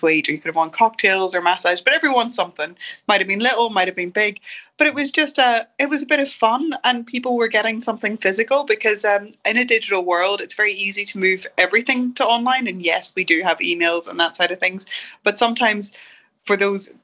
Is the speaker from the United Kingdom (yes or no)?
yes; Derry, Northern Ireland, United Kingdom; moved away as an adult; I arrived back in Derry, and yes, it's my hometown. I grew up here